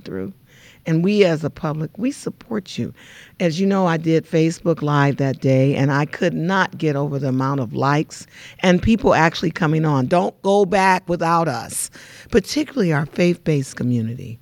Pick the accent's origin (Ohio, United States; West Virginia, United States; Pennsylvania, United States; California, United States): California, United States; Los Angeles; now in Inland Empire, United States; I grew up in South Central L A, and I grew up during the Watts riot